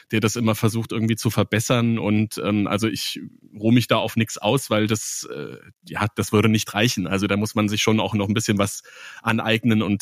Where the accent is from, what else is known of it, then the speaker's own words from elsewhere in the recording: Bavaria, Germany; accent: Bavarian; und habe hab meinen bayerischen Akzent abgestellt, irgendwie so gut es ging